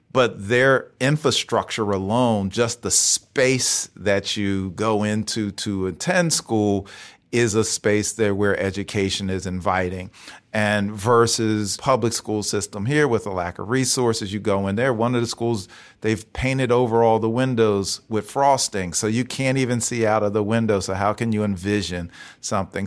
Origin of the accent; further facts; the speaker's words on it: Philadelphia, Pennsylvania, United States; moved away as an adult; also born or lived in Chicago / St. Louis / Washington, D.C.; born and raised in Philly, but I spent a lot of time out of Philly too